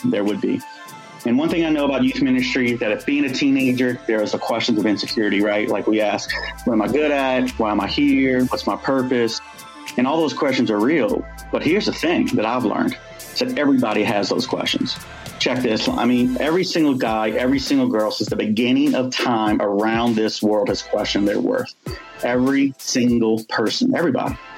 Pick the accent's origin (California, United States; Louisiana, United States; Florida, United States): Louisiana, United States; New Orleans; I grew up in New Orleans, so we all, you know, I grew up in the, in the, on the West Bank